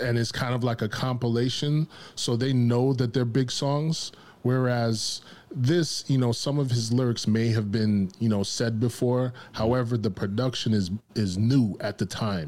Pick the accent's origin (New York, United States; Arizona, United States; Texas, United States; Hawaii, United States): New York, United States; growing up in New York